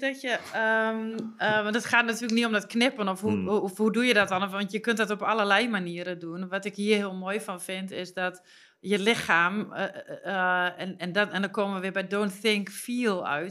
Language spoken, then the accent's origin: Dutch; Twente, Overijssel, Netherlands; dat is Twens, waar, hè, waar ik vandaan kom